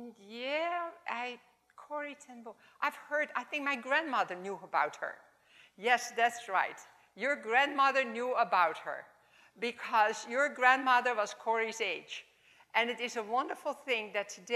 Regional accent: Netherlands; accent: Dutch; English is a second language; my Dutch accent

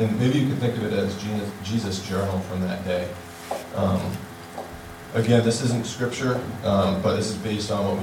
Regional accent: Middleborough, Massachusetts, United States; I was raised in Middleborough, Massachusetts. It's about an hour south of Boston.

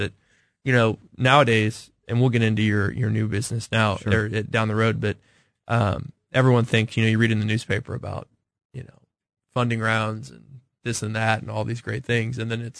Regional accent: Parkville, Missouri, United States; I grew up in Northland, in Parkville, actually in Platte County.

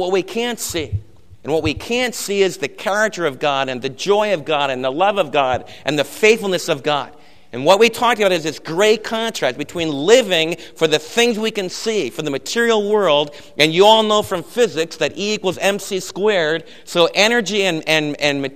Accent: United States; I'm an American

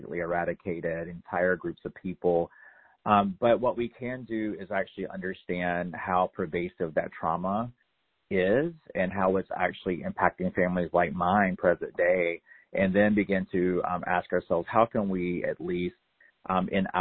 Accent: North Carolina, United States; I grew up in North Carolina in a very assimilated sort of way

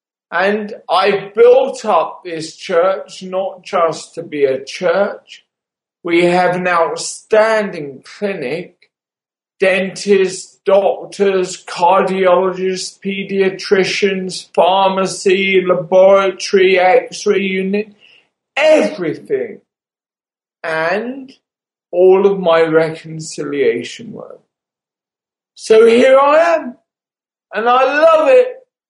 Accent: London, United Kingdom; moved away as an adult; also born or lived in Kent; now in Baghdad, Iraq; I grew up in London. I moved to the suburbs of Kent when I was slightly older and went to school there. When I left school, I went to London and I did medical studies at St. Thomas's Hospital, London.

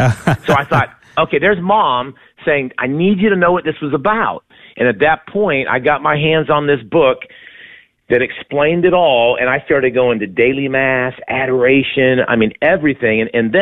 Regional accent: Ohio, United States; moved away as an adult; also born or lived in Euless, Texas; now in Texas, United States; I grew up in Ohio in a small town, one of six kids, Dave. We went to church every Sunday. But then I, like so many people, went off to college and went to Ohio State University.

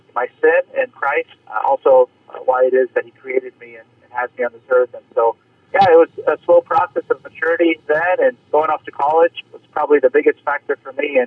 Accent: San Jose, California, United States; I grew up in San Jose, California

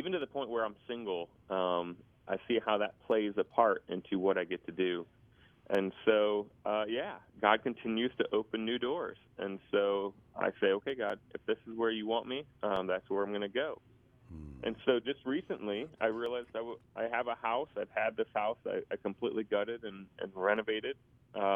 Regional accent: Indiana, United States; I grew up in Indiana, got saved as a young boy

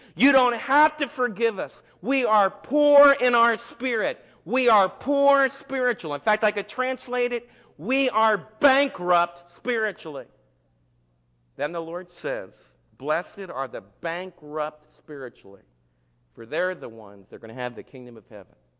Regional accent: United States; as Americans

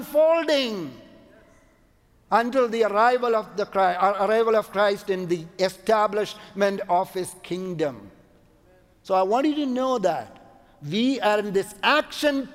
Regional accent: Kochi, Kerala, India; moved away as an adult; also born or lived in Canada; we went to my hometown in India, it's called Kochi.

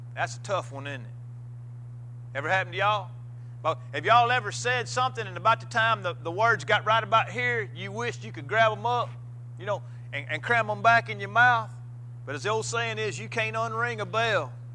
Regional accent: Missouri, United States; moved away; I was uh, preaching a, a, funeral in Missouri, back in my hometown.

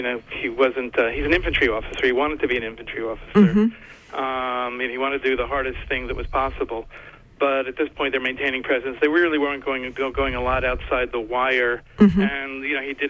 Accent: South Hadley, Massachusetts, United States; I'm from South Hadley, Massachusetts

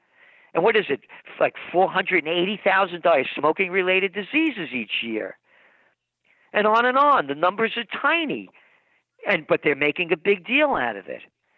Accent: Bronx, New York, United States; I'm me because I'm born in the Bronx and was born to be free to who I wanted to be

